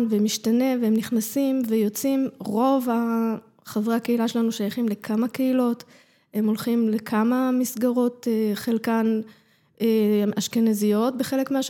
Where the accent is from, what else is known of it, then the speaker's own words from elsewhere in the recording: Jerusalem, Jerusalem District, Israel; בתוך הבית, הבית שלנו היה מסורת מרוקו, חגים, תפילה, מאכלים, אה, כל מה ש... הכל, חגיגות משפחתיות, זה היה מאוד מרוקאי.